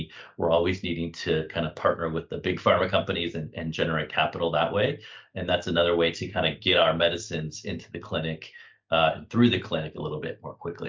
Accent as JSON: {"language": "English", "town": "Omaha", "region": "Nebraska", "country": "United States", "tie": "born or raised there", "also_born_or_lived": "Kansas / Missouri / California", "said": "So I was born in Kansas and grew up mostly in Nebraska and central Missouri."}